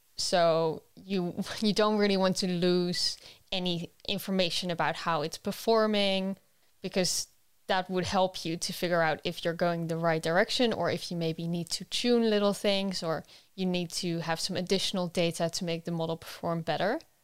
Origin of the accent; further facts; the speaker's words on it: Netherlands; moved away; I'm originally from the Netherlands